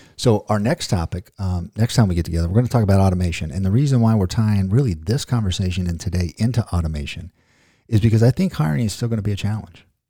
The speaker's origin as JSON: {"language": "English", "town": "Ozark", "country": "United States", "said": "I'm from Ozark, so we kinda create our own words"}